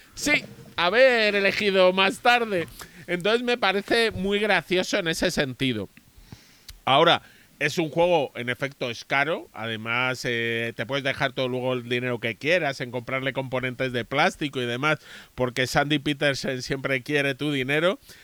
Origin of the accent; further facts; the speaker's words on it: Spain; en España creemos que hablamos mal el inglés